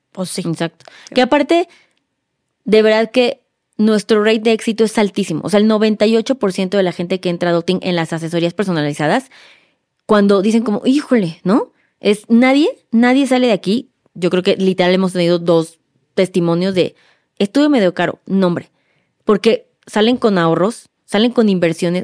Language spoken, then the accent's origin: Spanish; Mexico